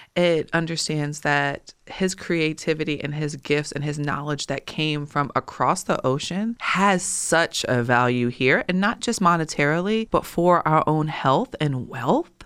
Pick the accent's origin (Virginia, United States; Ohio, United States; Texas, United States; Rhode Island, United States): Virginia, United States; Richmond; my hometown and community